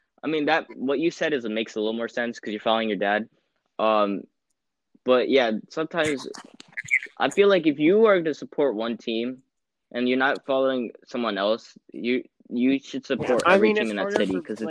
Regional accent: United States; I grew up just outside New York, so I'm a Yankees fan, Knicks fan, Giants fan

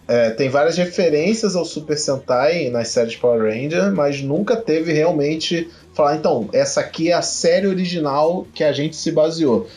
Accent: Brazil; eu venho do Brasil

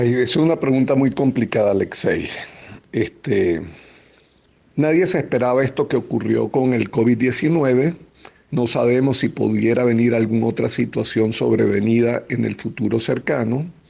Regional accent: Venezuela; como venezolanos

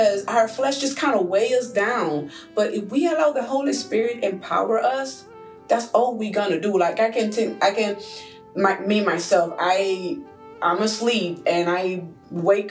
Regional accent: Puerto Rico; moved away; I'm from an island, I'm from Puerto Rico

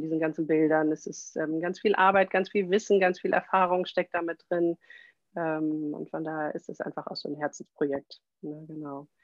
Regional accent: Kiel, Schleswig-Holstein, Germany; Ich komme aus Kiel

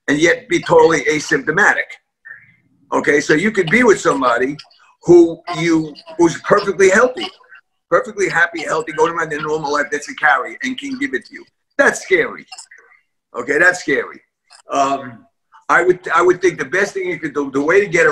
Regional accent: New York City, New York, United States; I was born and raised in a tenement building in East Harlem

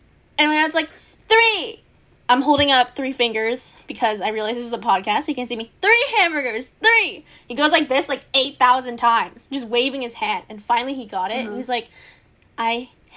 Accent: Cupertino, California, United States; Born and raised in Cupertino, hella Asian, goes to Monta Vista

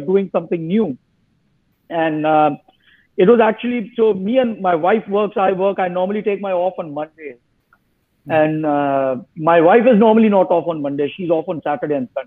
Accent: Mumbai, Maharashtra, India; moved away as an adult; also born or lived in Delhi; now in United States; I'm from Mumbai.

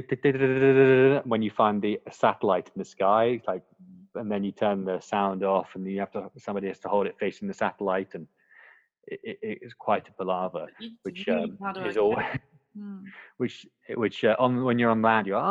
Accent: Scotland, United Kingdom; now in Hong Kong; I'm born and bred in Scotland

